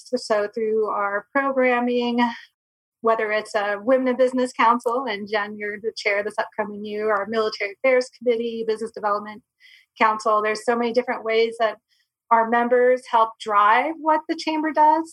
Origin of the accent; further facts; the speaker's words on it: Michigan, United States; moved away as an adult; also born or lived in Florida / Sitka, Alaska; now in Arizona, United States; I was born and raised in Michigan